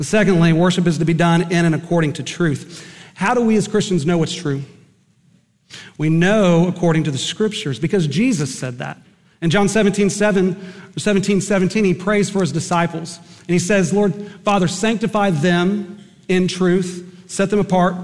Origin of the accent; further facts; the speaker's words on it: Eden, Oklahoma, United States; Growing up in Eden, Oklahoma